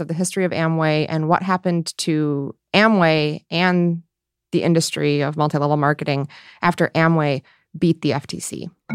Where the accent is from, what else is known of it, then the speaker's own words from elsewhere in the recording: rural Michigan, United States; my family and my hometown